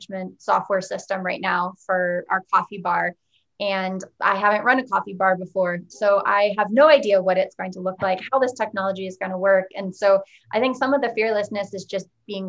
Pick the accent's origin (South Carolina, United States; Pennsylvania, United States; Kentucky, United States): Pennsylvania, United States; Unionville; I am launching a wine and coffee bar in my hometown